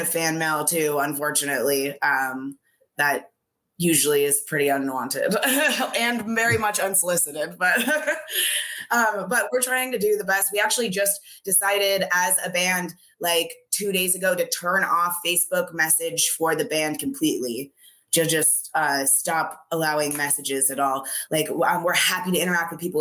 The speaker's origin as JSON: {"language": "English", "town": "Gresham", "region": "Oregon", "country": "United States", "tie": "born or raised there", "said": "I grew up in like the outer skirts, like Gresham"}